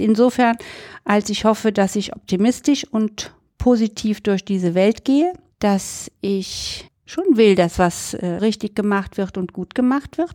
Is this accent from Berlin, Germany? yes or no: no; Cologne, North Rhine-Westphalia, Germany; als Kölnerin